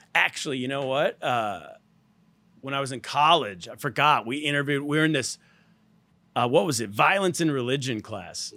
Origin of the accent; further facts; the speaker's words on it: California, United States; I'm from California.